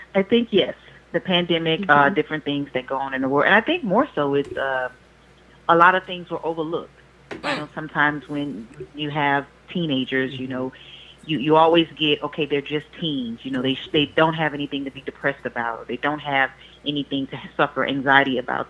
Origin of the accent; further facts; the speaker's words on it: Louisiana, United States; now in Houston, United States; I'm from Louisiana. I now reside in Houston